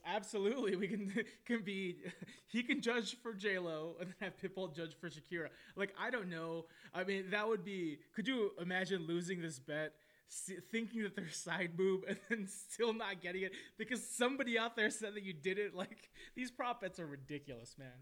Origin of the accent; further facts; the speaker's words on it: Arizona, United States; I grew up here basically in Arizona